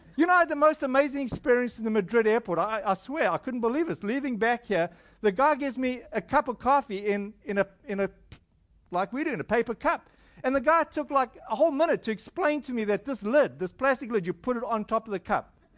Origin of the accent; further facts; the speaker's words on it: South Africa; moved away; I'm from South Africa